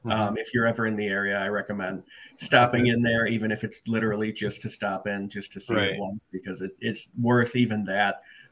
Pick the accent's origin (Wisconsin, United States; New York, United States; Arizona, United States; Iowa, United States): Wisconsin, United States; Janesville; I'm born and raised in Janesville